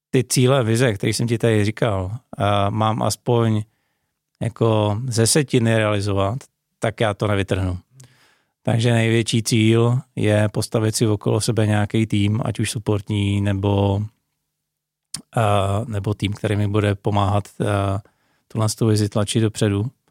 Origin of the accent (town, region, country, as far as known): Czechia